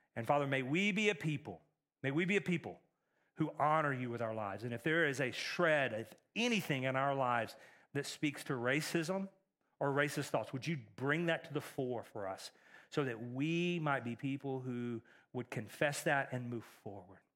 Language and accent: English; East Texas, United States; moved away; I grew up in East Texas, which is a lot like East Tennessee